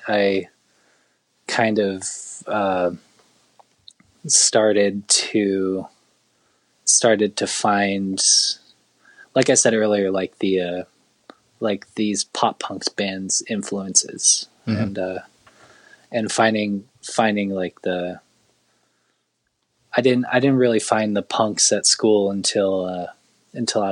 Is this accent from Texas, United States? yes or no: no; Laguna Beach, California, United States; the town I grew up in Laguna Beach